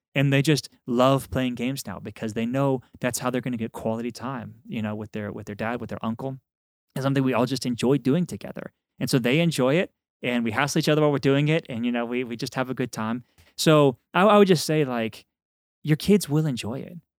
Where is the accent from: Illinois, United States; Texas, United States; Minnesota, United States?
Texas, United States; I'm from Texas